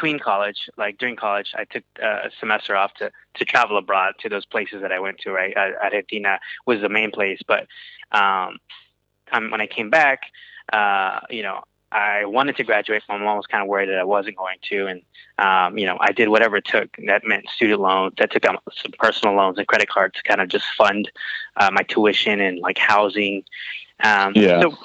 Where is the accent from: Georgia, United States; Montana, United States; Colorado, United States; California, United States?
Georgia, United States; Atlanta; also born or lived in Houston, Texas; I was born in Houston, Texas, in 1993, and then moved to Atlanta when I was 5 or 4 years old. So pretty much an Atlanta native